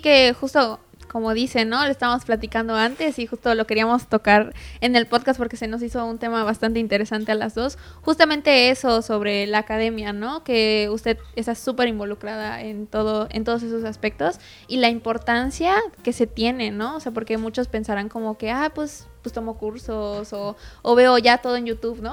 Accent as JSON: {"language": "Spanish", "region": "Yucatán", "country": "Mexico", "said": "nosotros como artistas yucatecos"}